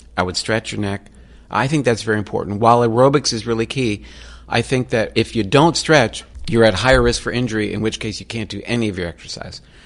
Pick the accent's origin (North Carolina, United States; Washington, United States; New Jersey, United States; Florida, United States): Florida, United States; I grew up in Florida